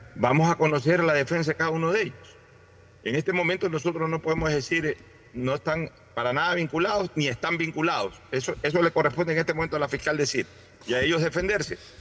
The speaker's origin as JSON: {"language": "Spanish", "country": "Ecuador", "said": "somos nosotros los ecuatorianos"}